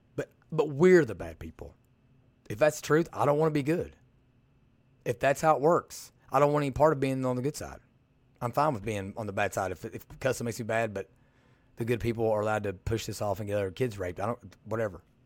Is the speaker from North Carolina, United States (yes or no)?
no; Wichita, Kansas, United States; I'm from Wichita